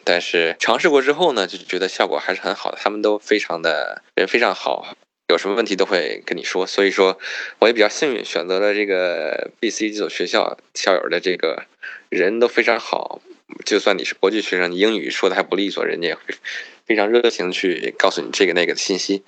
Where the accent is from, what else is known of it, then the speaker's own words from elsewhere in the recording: China; moved away as an adult; also born or lived in Boston, United States; 一个中国人